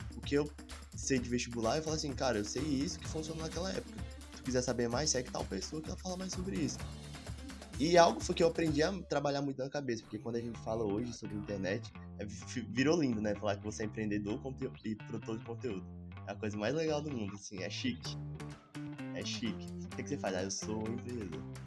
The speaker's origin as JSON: {"language": "Portuguese", "region": "Alagoas", "country": "Brazil", "moved": "as an adult", "lives_now": "Tocantins, Brazil", "said": "moro no Tocantins, faço faculdade aqui no Tocantins, mas sou de Alagoas, vim pra cá só pra fazer faculdade"}